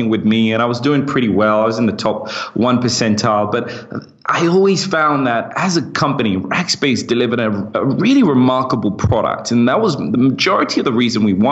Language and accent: English; United Kingdom; accent: British; I kind of like my British accent and I want to sound British because whenever I'm in the US, everybody loves it. But when I'm in the UK, everyone thinks I'm American.